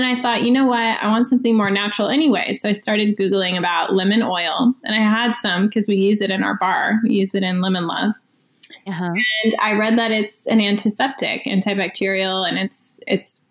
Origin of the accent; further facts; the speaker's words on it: Florida, United States; moved away as an adult; now in Los Angeles, United States; I'm from Florida, actually, but I've lived here for 8 years now.